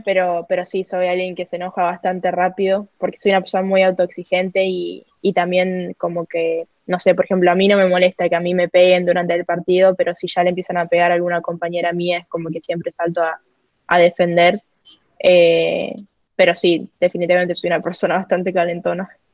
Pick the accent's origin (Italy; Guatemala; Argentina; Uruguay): Argentina; moved away; also born or lived in Panama; yo soy argentina